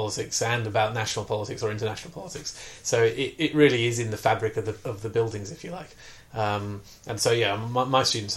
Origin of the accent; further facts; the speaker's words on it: South Wales, United Kingdom; I was brought up in South Wales in the 1970s